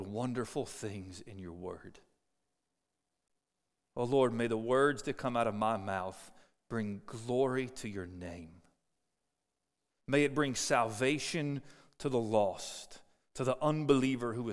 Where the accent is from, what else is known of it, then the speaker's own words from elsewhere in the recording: Cincinnati, Ohio, United States; moved away; I grew up in Cincinnati